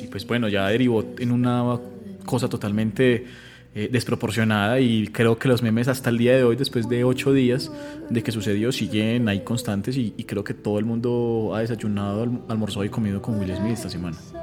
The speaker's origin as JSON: {"language": "Spanish", "country": "Colombia", "said": "siendo pues colombianos"}